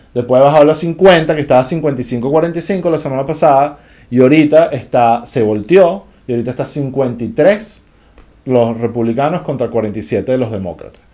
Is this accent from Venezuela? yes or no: yes; Venezuela; como venezolano